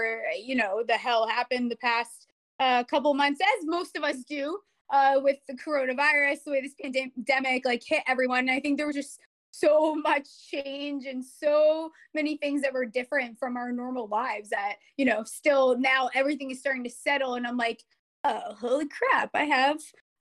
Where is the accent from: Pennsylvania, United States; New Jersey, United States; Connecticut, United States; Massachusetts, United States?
Connecticut, United States; moved away as an adult; also born or lived in Arizona / Caribbean; You don't get born and raised in Connecticut, go to college in Arizona